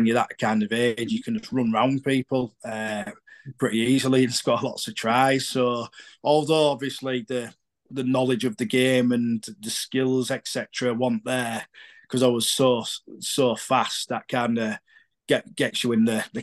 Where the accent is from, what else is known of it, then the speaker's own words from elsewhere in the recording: Hull, Yorkshire and the Humber, United Kingdom; Hull's obviously home for me